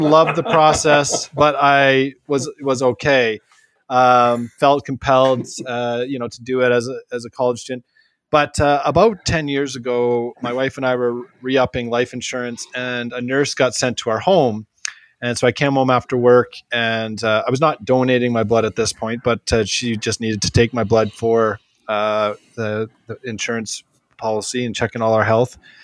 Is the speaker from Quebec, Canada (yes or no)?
no; British Columbia, Canada; I'm from British Columbia.